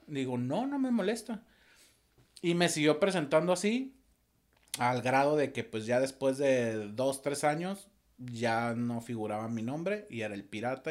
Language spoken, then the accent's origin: Spanish; Torreón, Coahuila, Mexico; moved away; soy originario de Torreón, Coahuila